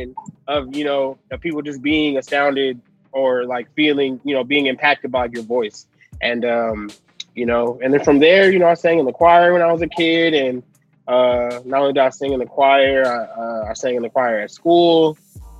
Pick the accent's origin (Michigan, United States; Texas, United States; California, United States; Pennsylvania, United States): California, United States; Los Angeles; also born or lived in San Bernardino, California; I'm from Los Angeles originally. I was born at St. John's Hospital in Los Angeles